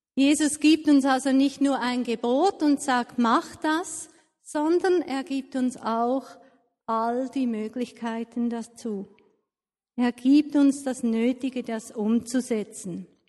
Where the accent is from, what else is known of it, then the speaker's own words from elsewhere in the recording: Switzerland; Als Schweizer